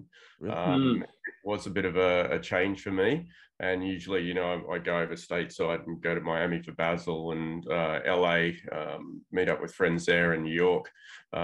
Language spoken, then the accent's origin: English; Tamworth, New South Wales, Australia; also born or lived in London / Bogota, Colombia; now in Sydney, Australia; I grew up in a small country town, actually, called Tamworth, which not many people would have heard of. It's sort of like 6 hours north of Sydney.